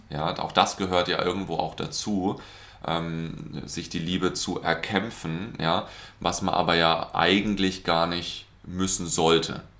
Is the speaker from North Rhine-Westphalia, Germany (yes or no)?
no; Karlsruhe, Baden-Württemberg, Germany; ich komme aus Karlsruhe